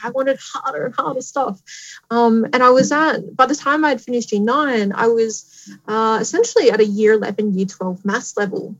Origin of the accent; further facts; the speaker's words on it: Tamworth, New South Wales, Australia; moved away as an adult; also born or lived in Newcastle, New South Wales; I grew up in Tamworth, New South Wales.